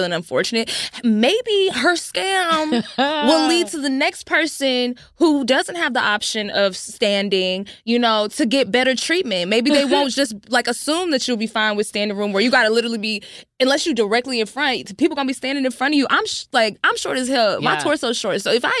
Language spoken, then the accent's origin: English; the South, United States; We're from the South